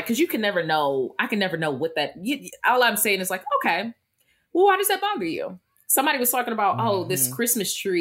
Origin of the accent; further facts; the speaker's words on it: Philadelphia, Pennsylvania, United States; I'm from the East Coast. I'm from Philly.